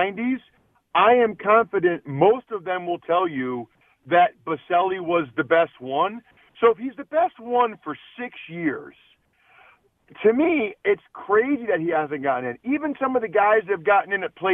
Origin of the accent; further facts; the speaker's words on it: Pennsylvania, United States; I am an American and I'm a Pennsylvanian